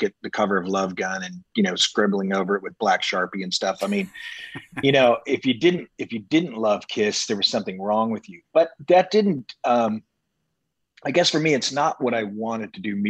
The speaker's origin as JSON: {"language": "English", "town": "San Antonio", "region": "Texas", "country": "United States", "tie": "born or raised there", "also_born_or_lived": "Seattle", "moved": "yes", "said": "I grew up in San Antonio before I moved to Seattle"}